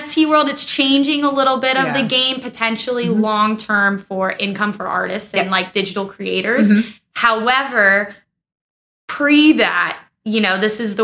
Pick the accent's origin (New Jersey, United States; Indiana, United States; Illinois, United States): Indiana, United States; Gary; now in Florida, United States; I'm from Gary, Indiana.